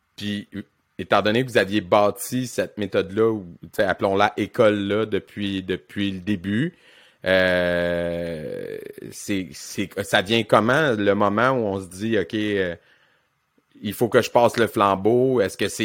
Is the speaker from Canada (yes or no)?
yes; Victoriaville, Quebec, Canada; moi je suis un gars de région. Moi je viens de Victo